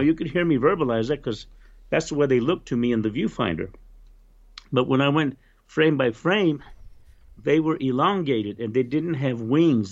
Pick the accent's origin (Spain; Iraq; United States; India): United States; Roswell, New Mexico; also born or lived in Loving, New Mexico; I grew up in Roswell, New Mexico